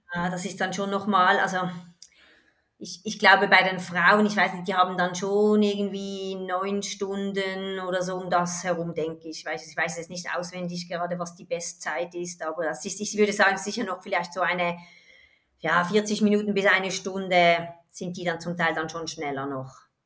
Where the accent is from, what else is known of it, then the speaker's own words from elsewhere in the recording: Switzerland; ich komme aus der Schweiz